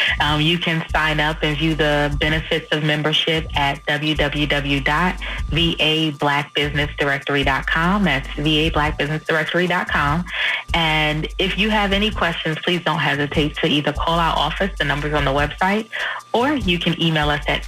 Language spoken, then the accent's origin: English; New York City, New York, United States; So I'm from New York City, Queens.